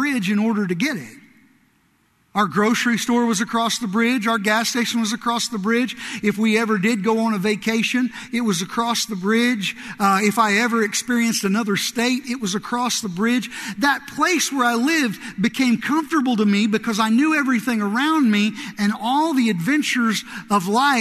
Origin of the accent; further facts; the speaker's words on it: southern Illinois, United States; moved away; also born or lived in Kentucky; I grew up in a really small town in southern Illinois